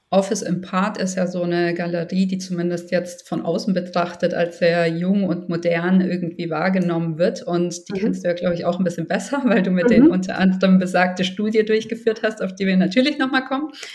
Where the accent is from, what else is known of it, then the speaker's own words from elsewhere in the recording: Germany; bei uns in Deutschland